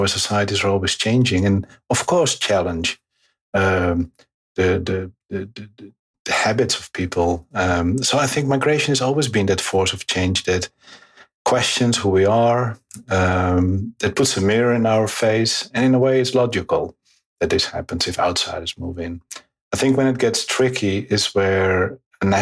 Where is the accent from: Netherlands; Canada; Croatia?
Netherlands; also born or lived in Morocco; I'm a geographer and a sociologist, and I'm from the Netherlands